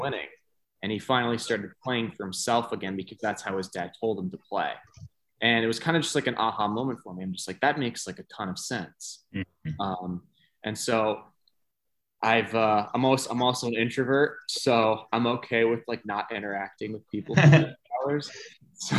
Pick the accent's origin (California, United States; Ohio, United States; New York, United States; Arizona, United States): New York, United States; moved away; also born or lived in Florida / South Carolina; I'm from New York. I went to high school in Florida.